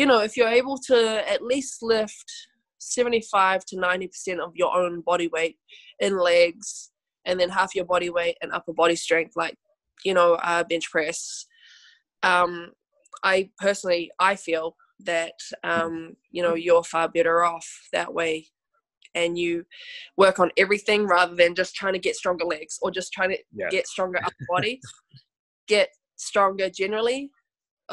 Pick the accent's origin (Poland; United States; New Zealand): New Zealand; I am, yep, born and raised